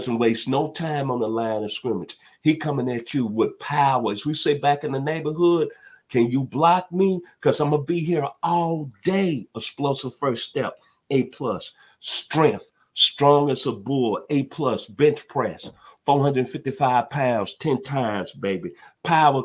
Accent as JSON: {"language": "English", "town": "Memphis", "region": "Tennessee", "country": "United States", "tie": "born or raised there", "moved": "yes", "lives_now": "Atlanta, United States", "said": "out of my hometown, the 901"}